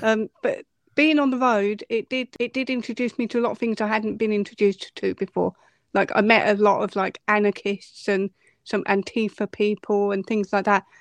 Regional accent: Essex, East of England, United Kingdom; I'm from Essex

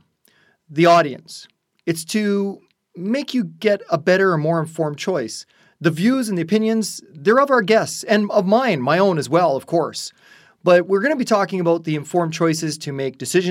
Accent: Burlington, Ontario, Canada; We've known each other since high school, growing up in Burlington, Ontario, here inside Canada

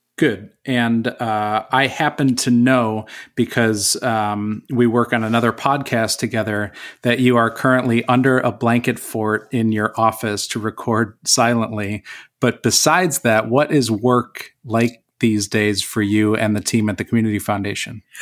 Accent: Corning, New York, United States; proud to call Corning my hometown

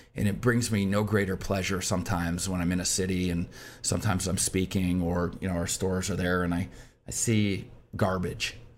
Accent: Michigan, United States; also born or lived in Detroit; I grew up in Michigan.

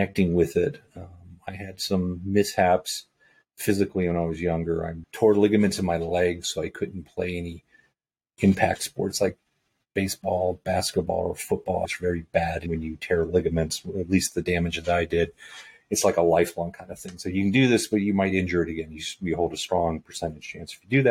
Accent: Virginia, United States; moved away as an adult; also born or lived in California / Los Angeles; I grew up in Virginia. I was born in California, but I grew up in Virginia by way of a Navy transfer and did my schooling there

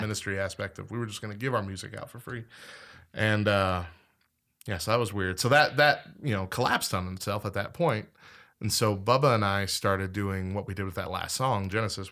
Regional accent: Clovis, New Mexico, United States; born or raised there

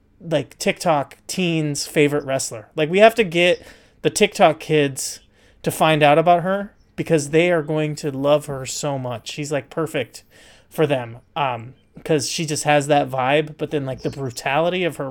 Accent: United States; being American

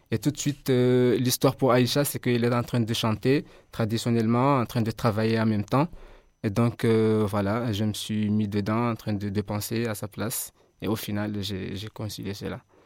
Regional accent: Comoros; moved away as an adult; now in Mayotte; à la base, je suis comorien. Je suis étudiant comorien.

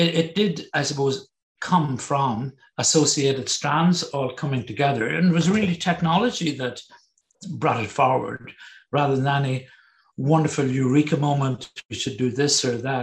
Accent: Northern Ireland, United Kingdom; moved away; also born or lived in Germany / Berlin; growing up in Northern Ireland, I had the whole, I suppose, background of the Troubles. We grew up with it

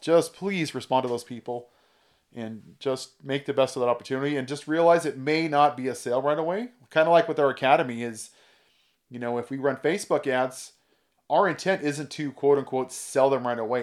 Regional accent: California, United States; also born or lived in Oregon / Indiana; I grew up in California. I'm kind of a California boy

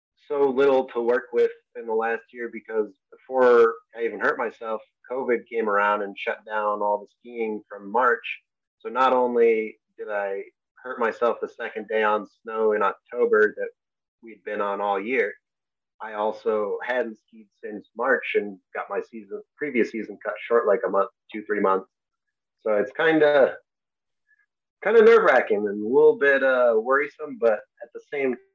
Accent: Enfield, Connecticut, United States; I grew up in Connecticut

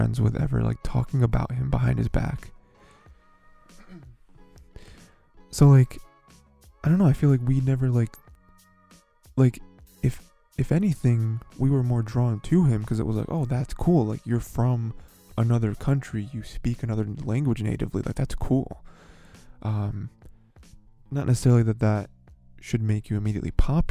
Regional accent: United States; I'm an American

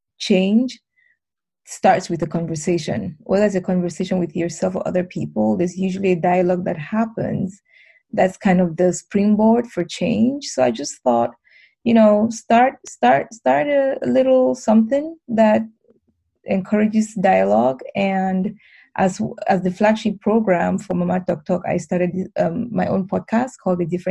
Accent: Cameroon; I was born and raised in Cameroon

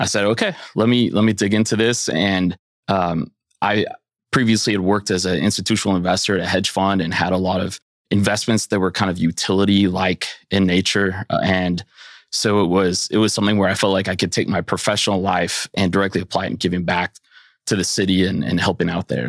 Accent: Silicon Valley, California, United States; moved away as an adult; also born or lived in San Francisco; now in Bentonville, United States; I grew up in Silicon Valley

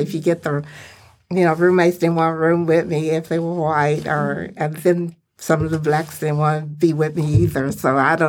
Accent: Richmond, United States; But growing up in Richmond, everyone went to one school.

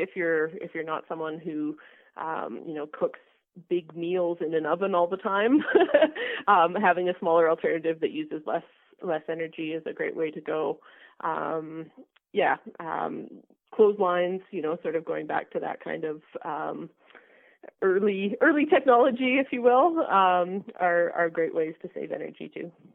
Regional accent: Alberta, Canada; also born or lived in British Columbia; I grew up in Alberta and, and I left to, to work in BC for a number of years, and I've just come back within the last five years

